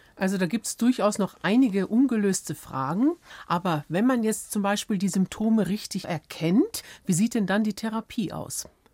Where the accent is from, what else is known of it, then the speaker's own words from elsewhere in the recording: Germany; bei uns in Deutschland